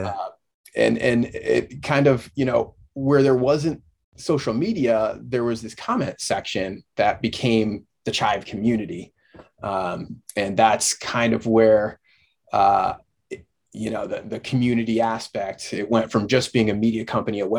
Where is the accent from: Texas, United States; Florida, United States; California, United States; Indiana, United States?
Indiana, United States; moved away as an adult; also born or lived in Dayton, Ohio / Dominican Republic; I was born and raised in Indiana